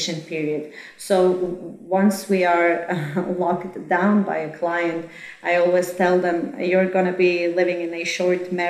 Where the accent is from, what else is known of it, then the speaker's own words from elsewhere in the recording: Croatia; I am originally from Croatia.